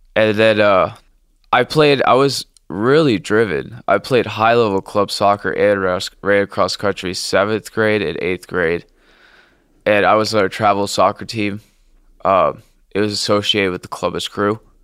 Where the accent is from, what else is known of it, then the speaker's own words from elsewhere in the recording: Blue Ash, Ohio, United States; I grew up in Blue Ash, a nice suburb of Sid Study, Ohio